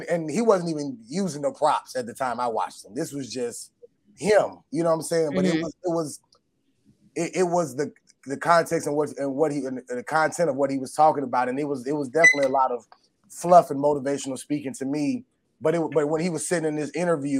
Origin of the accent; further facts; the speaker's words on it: Atlanta, Georgia, United States; the church that we grew up in Atlanta